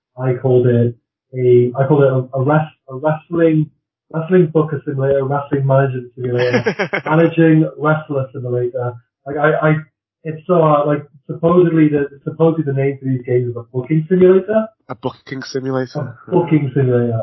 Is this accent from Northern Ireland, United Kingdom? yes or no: no; Wales, United Kingdom; I'm Welsh